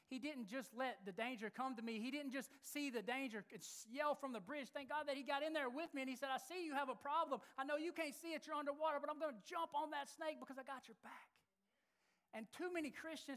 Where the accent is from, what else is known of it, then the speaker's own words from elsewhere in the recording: Alabama, United States; moved away; I grew up in Alabama